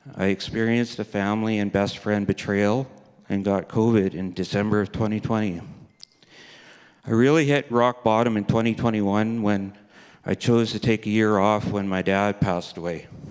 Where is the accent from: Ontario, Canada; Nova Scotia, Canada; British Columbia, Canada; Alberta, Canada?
Alberta, Canada; Red Deer; also born or lived in Kindersley, Saskatchewan / Three Hills, Alberta / Vermilion, Alberta; I was born in Kindersley, Saskatchewan. My parents, sister, and I moved to Red Deer, Alberta when I was a babe. I grew up in Red Deer, Alberta